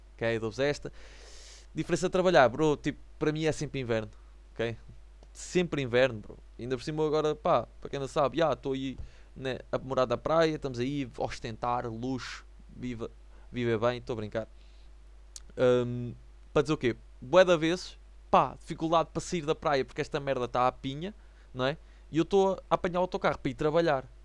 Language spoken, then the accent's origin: Portuguese; the North, the north of Portugal, Portugal; sou do Norte